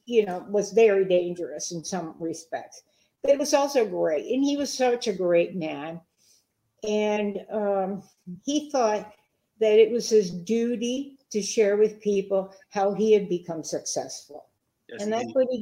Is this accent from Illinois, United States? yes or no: yes; Chicago, Illinois, United States; growing up in Chicago